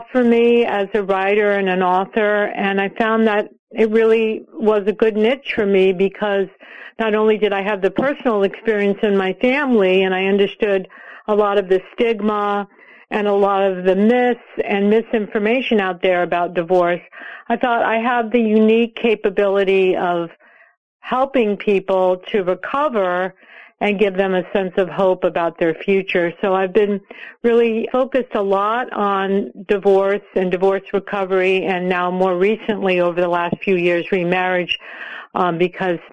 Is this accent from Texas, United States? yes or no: no; California, United States; I grew up in California in the 1960s